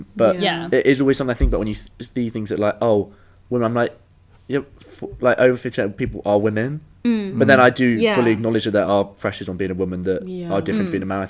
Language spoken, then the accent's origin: English; Devon, South West England, United Kingdom; And I'm a gay white man from Devon.